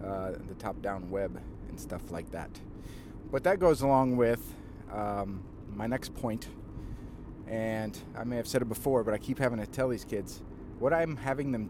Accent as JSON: {"language": "English", "region": "Southern Illinois", "country": "United States", "said": "I'm kind of from Illinois, from Southern Illinois"}